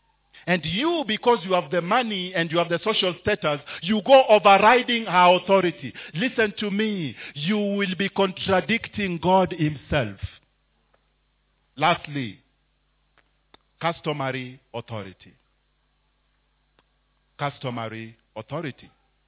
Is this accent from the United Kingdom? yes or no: no; Mombasa, Mombasa County, Kenya; I grew up in Mombasa. Therefore, I had a friend called Abdallah.